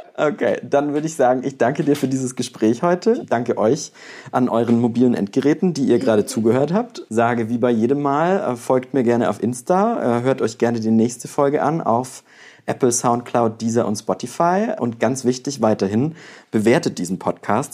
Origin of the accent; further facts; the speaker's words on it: Bavaria, Germany; now in Mainz, Germany; ich komme ja aus dem Kaff aus Bayern